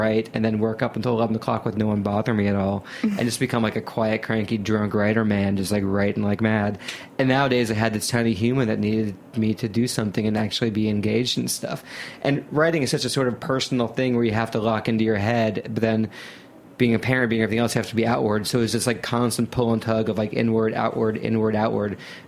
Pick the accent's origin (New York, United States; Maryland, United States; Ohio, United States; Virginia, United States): Ohio, United States; I grew up in Ohio, and Sculpin's at every single bodega.